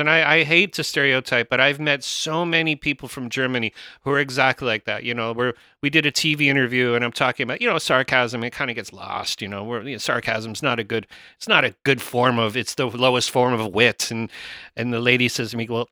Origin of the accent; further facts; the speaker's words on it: Canada; We're Canadian